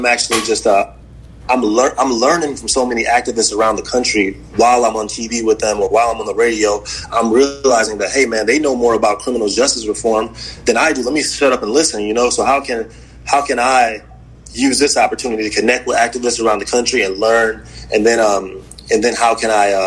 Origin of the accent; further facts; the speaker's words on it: Waukegan, Illinois, United States; moved away as an adult; also born or lived in West Side, Chicago; now in Chicago, United States; I'm from a place called Waukegan, Illinois